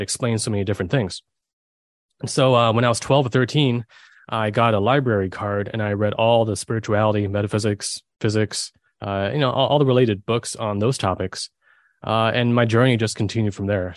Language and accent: English; Germany; I was born in Germany